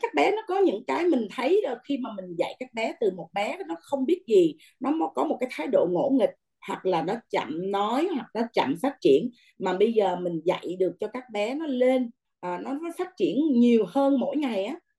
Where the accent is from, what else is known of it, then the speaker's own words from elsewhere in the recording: Vietnam; moved away; người Việt Nam mình